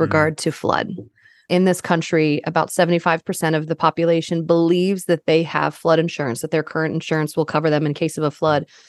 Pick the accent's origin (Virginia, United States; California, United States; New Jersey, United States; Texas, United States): Virginia, United States; Northern; moved away as an adult; also born or lived in Caribbean island / Denver, Colorado / Oklahoma / Colorado; growing up in Northern Virginia for the most part